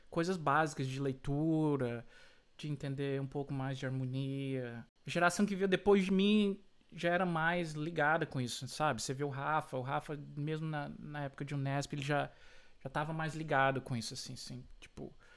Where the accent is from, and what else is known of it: Brazil; also born or lived in Florida, United States; now in United States